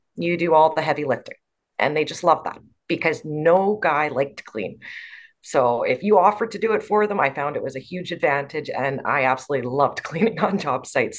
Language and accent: English; Canada; also born or lived in Botswana; when I was 11 years old to 14, I lived in Africa as a missionary child. So we grew up in Botswana. And then after growing up there, we came back to Canada to finish our schooling.